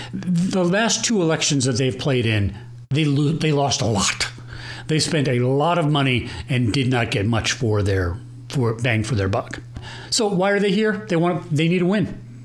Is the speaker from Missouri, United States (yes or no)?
no; Plano, Texas, United States; here in beautiful Plano, Texas and I'm from Plano. I grew up here.